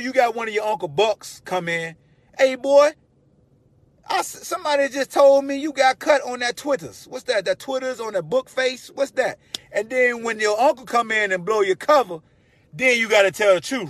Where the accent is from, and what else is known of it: Hampton, Virginia, United States; moved away